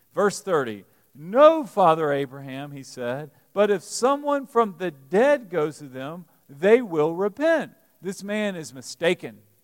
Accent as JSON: {"language": "English", "region": "Alabama", "country": "United States", "tie": "born or raised there", "moved": "yes", "lives_now": "Lexington, United States", "said": "growing up in Alabama"}